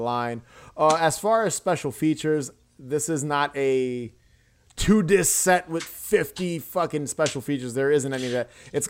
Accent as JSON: {"language": "English", "town": "New York City", "region": "New York", "country": "United States", "said": "being a New Yorker."}